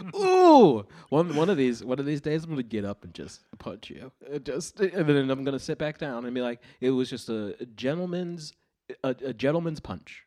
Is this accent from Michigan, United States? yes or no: no; Cleveland, Ohio, United States; I'm from Cleveland